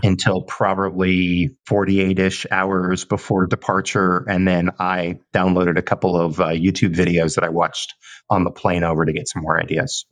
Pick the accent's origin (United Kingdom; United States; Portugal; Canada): United States; Southern California; moved away; a kid growing up in Southern California